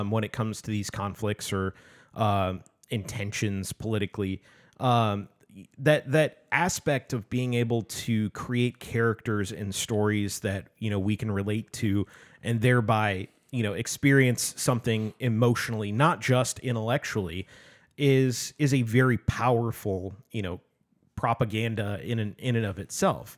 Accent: United States; as an American

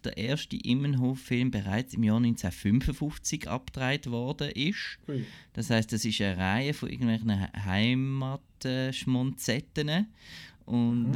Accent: Basel, Basel-Stadt, Switzerland; ich als Basler

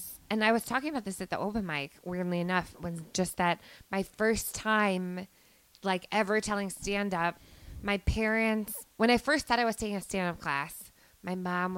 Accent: Miller Place, New York, United States; now in New York City, United States; I'm from out east.

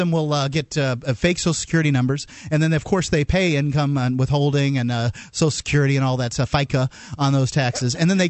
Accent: Florida, United States; moved away; I was in Florida. I lived in Florida. I grew up in Florida.

